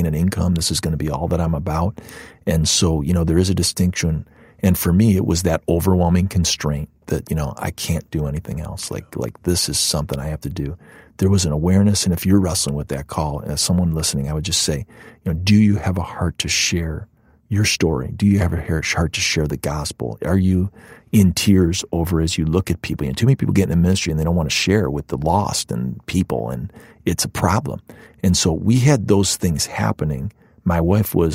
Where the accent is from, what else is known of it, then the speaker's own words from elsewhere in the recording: Cleveland, Ohio, United States; moved away as an adult; also born or lived in Chicago, Illinois; now in Naperville, United States; my hometown in Cleveland